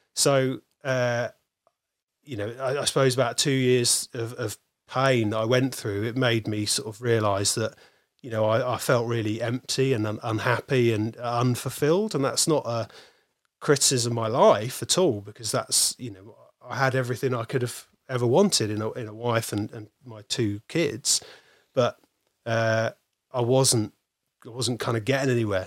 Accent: North Dorset, South West England, United Kingdom; I grew up in North Dorset, which is really, really rural.

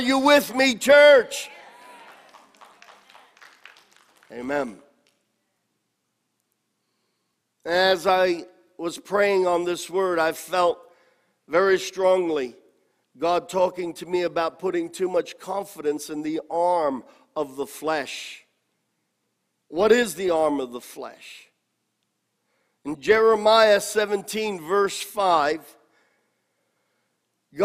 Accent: New York City, New York, United States; I grew up in Corona and went to church there, and the Lemon Ice King was right around the corner

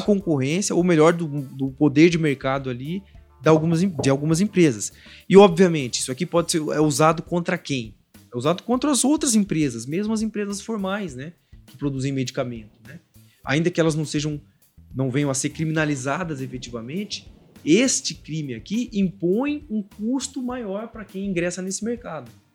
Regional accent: border region with Paraguay, Paraná, Brazil; eu sou da região ali da fronteira com Paraguai, Mato Grosso do Sul, é, sou paranaense daquela região

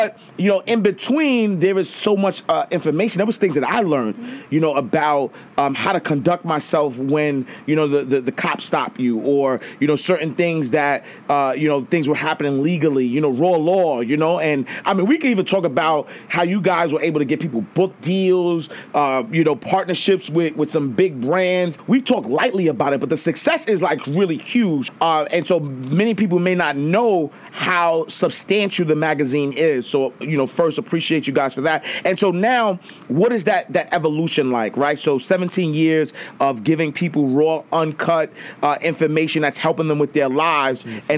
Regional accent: Harlem, New York, United States; because, you know, me growing up, you know, like I grew up in Harlem

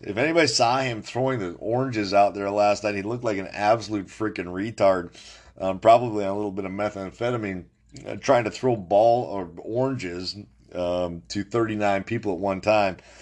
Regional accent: New Salem, North Dakota, United States; New Salem, North Dakota, my hometown

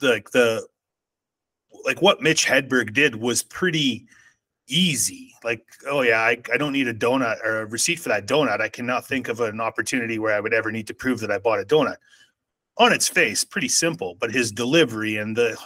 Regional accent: Saskatchewan, Canada; growing up in Saskatchewan

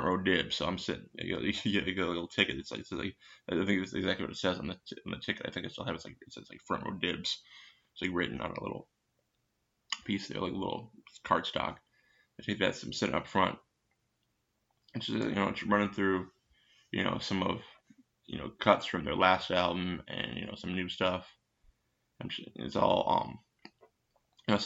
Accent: Minnesota, United States; I'm from Minnesota.

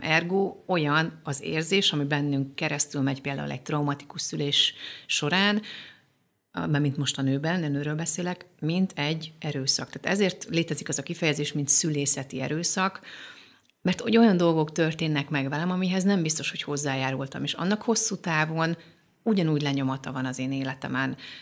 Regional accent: Debrecen, Hajdú-Bihar, Hungary; az anyukám Debrecenben, az akkori Bartók kórházban világra hozott

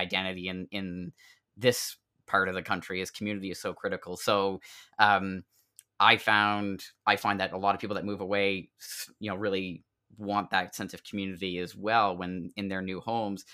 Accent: South Shore, Nova Scotia, Canada; moved away; I grew up on the South Shore

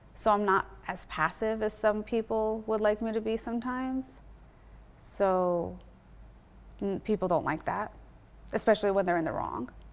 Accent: Orange County, California, United States; moved away as an adult; also born or lived in Washington, D.C. / Baltimore; now in Los Angeles, United States; I grew up in California

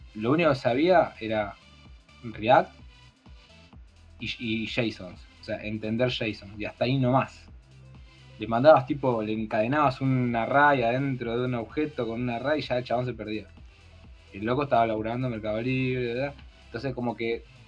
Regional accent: Garín, Buenos Aires Province, Argentina; now in Pilar, Argentina; soy de Garín, ahora estoy viviendo en Pilar.

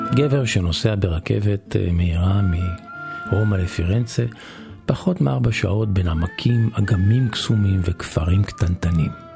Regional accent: Israel; אני מישראל

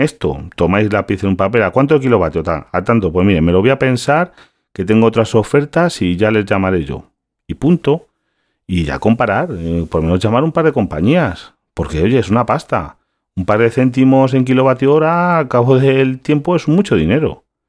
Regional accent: Galicia, Spain; yo soy gallego

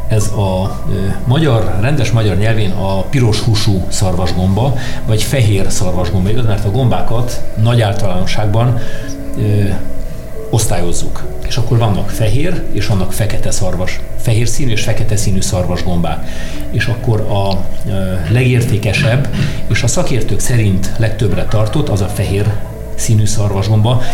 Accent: Cluj-Napoca, Cluj County, Romania; now in Hungary; én Kolozsvári vagyok egyébként, uh-huh. Kolozsvárról jöttem Magyarországra

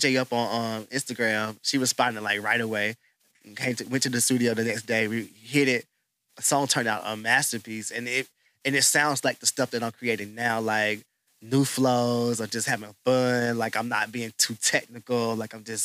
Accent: the South, United States; accent: Southern; also born or lived in Charlotte, North Carolina; now in Houston, United States; I grew up in the South

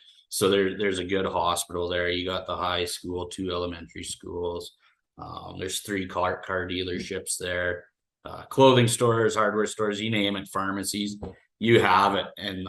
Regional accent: Nipawin, Saskatchewan, Canada; now in Warman, Canada; I grew up in Nipawin. We moved there when I was 5. And I lived there in a lot of my adult years. We moved back to the Saskatoon area 4 years ago.

